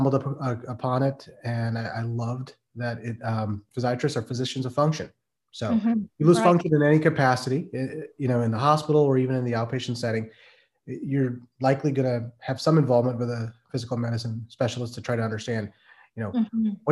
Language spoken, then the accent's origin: English; Midwest, United States; moved away as an adult; also born or lived in Pennsylvania; now in Maryland, United States; I'm from the Midwest, raised and lived there for over 30 years.